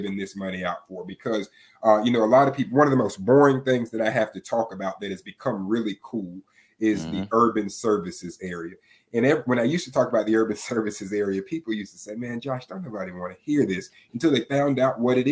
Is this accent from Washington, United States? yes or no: no; Tallahassee, Florida, United States; I'm seven generations from Leon County. When I would drive through the South Side as a kid